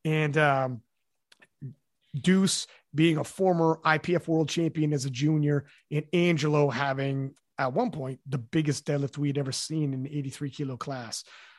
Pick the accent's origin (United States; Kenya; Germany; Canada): Canada; because I'm Canadian. That's a Canadian remark right there.